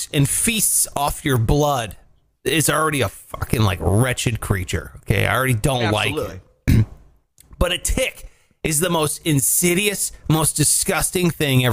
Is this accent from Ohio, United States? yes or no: yes; Ohio, United States; I grew up in Ohio